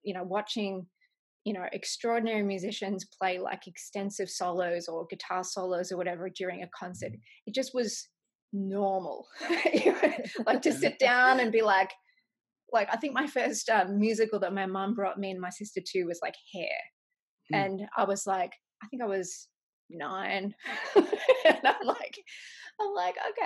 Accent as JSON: {"language": "English", "town": "Melbourne", "region": "Victoria", "country": "Australia", "tie": "born or raised there", "also_born_or_lived": "Los Angeles, United States", "moved": "as an adult", "lives_now": "Nashville, United States", "said": "I grew up in Melbourne, Australia"}